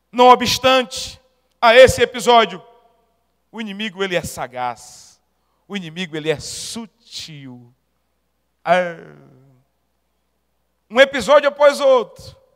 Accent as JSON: {"language": "Portuguese", "region": "Paraíba", "country": "Brazil", "said": "Como bom paraibano"}